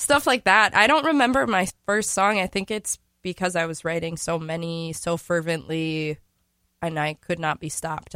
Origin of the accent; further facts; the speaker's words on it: St. Paul, Minnesota, United States; I am from St. Paul.